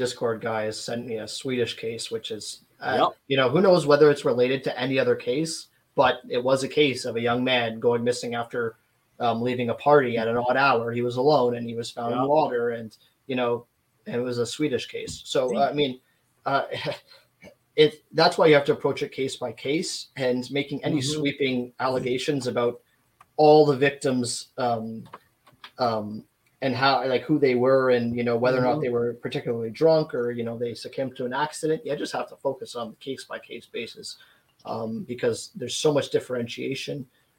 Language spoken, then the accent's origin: English; Canada; because I'm from Canada, I've been looking into a lot of Canadian cases.